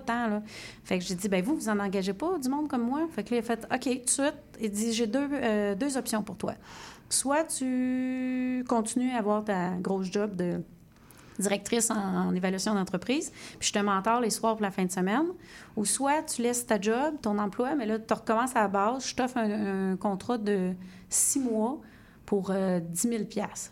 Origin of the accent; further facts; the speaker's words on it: Sherbrooke, Quebec, Canada; je viens de Sherbrooke